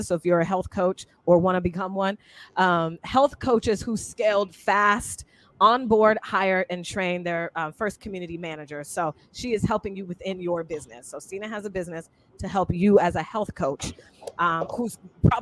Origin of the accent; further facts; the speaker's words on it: Seattle, Washington, United States; moved away as an adult; I was 18 from Seattle, Washington